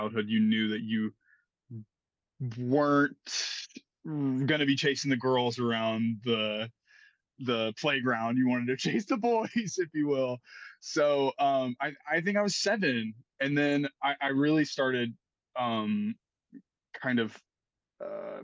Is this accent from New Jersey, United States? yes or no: no; Montgomery, Alabama, United States; moved away as an adult; also born or lived in Niceville, Florida; now in Nashville, United States; I'm originally from Montgomery, Alabama.